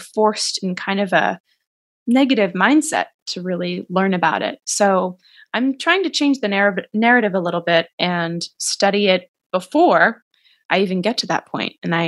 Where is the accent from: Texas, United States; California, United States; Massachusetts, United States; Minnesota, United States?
Massachusetts, United States; Boston; accent: Boston; I feel like as our conversation progresses, I might add more and more of my Boston accent because it's gone away. But every single time I talk to someone from home, it comes back.